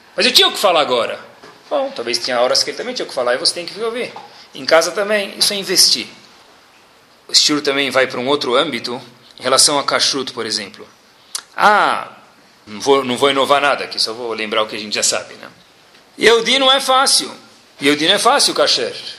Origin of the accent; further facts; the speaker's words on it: Brazil; also born or lived in United States; sou brasileiro